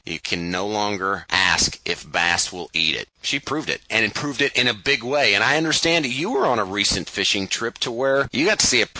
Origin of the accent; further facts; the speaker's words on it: Missouri, United States; Missouri is representing my home state, of course, a little distance from where I live